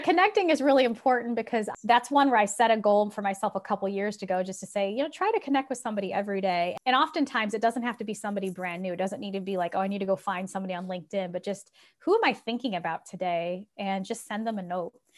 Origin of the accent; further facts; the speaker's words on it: Republic, Ohio, United States; also born or lived in Silicon Valley, California; I was born and raised in Republic, Ohio, population 600